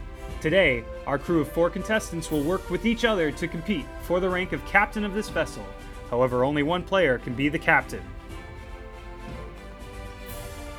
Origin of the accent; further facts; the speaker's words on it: California, United States; my home state of California